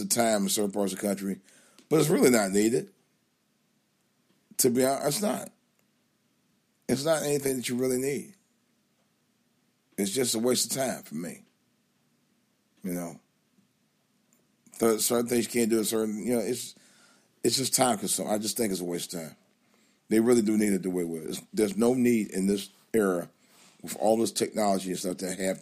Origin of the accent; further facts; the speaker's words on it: Cleveland, Ohio, United States; moved away; my hometown news station up in Cleveland